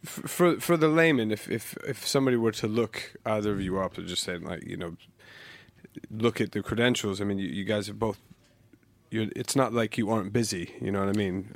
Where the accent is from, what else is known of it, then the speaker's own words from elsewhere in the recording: United States; now in London, United Kingdom; growing up in the States